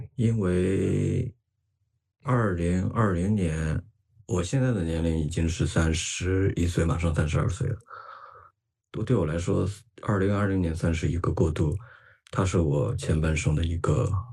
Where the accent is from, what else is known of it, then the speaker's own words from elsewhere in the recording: Qingdao, Shandong, China; also born or lived in Japan; 现在在青岛。我是一名青岛人啊